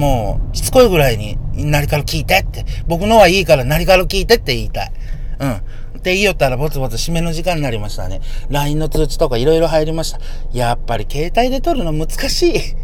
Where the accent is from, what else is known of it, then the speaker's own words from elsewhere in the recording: Yamaguchi, Japan; now in Hiroshima, Japan; もともと僕、ね、広島にいますけど、山口生まれなので